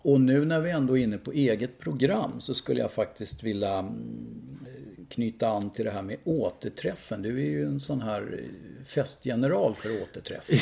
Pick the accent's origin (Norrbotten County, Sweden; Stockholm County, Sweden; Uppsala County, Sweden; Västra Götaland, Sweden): Stockholm County, Sweden; Tyresö; also born or lived in Södermalm, Stockholm / Trollbäcken; jag är ju uppvuxen i Bollmora